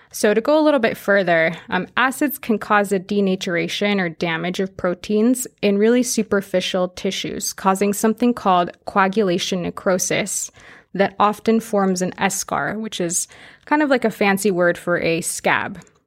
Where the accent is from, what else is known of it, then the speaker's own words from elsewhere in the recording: Fresno, California, United States; I'm actually from Fresno